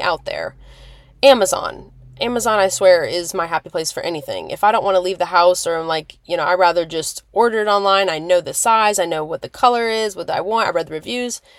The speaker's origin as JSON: {"language": "English", "town": "Lincoln", "region": "Nebraska", "country": "United States", "tie": "born or raised there", "moved": "yes", "said": "where I'm originally from in Nebraska"}